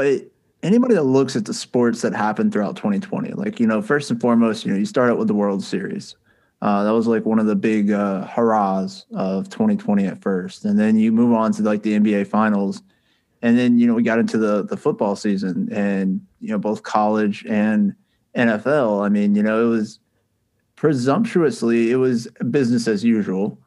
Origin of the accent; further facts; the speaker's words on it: the South, United States; I was born and raised here in the South